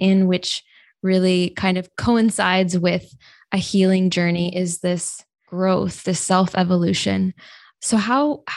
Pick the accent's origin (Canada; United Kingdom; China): Canada; I was born in Canada